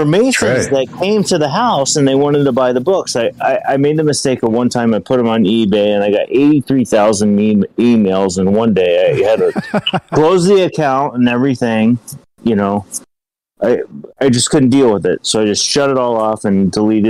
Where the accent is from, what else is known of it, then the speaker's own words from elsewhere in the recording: Ohio, United States; I'm from Ohio.